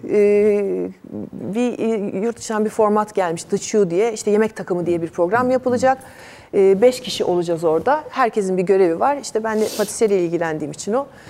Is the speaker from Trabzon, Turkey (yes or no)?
no; Istanbul, Turkey; Biz eski Tarabyalıyız doğma büyüme